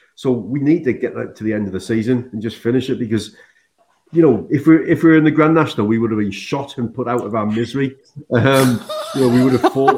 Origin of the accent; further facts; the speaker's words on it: Sunderland, North East England, United Kingdom; I come from Sunderland